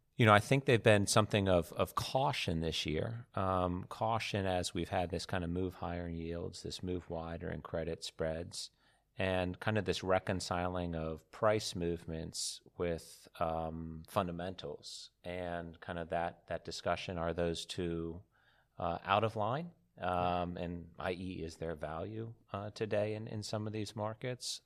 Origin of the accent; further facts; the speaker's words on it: United States; coming from America